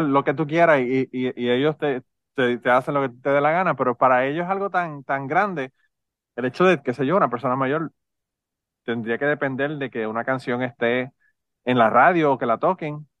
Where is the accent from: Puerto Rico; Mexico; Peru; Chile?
Puerto Rico; now in Kentucky, United States; los boricuas resolvemos el problema inmediato